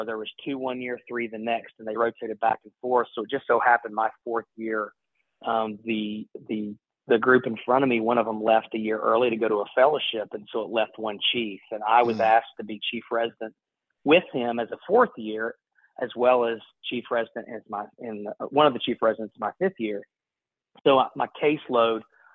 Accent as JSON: {"language": "English", "town": "Ashland", "region": "Kentucky", "country": "United States", "tie": "born or raised there", "said": "I grew up in Eastern Kentucky, in a small town called Ashland, Kentucky"}